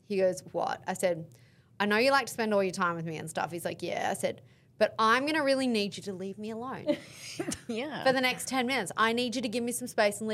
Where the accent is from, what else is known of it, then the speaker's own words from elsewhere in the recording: Australia; I'm Australian